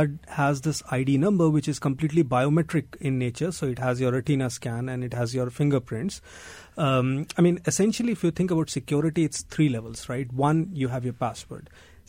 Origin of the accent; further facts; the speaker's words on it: biggest Indian state, Uttar Pradesh, India; moved away; I'm from a small town in northern India. And even, you know, I grew up in India in the 80s.